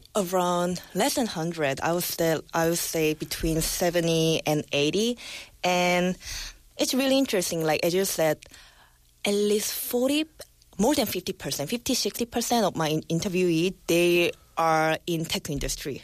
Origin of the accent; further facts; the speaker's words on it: South Korea; now I'm back to my home country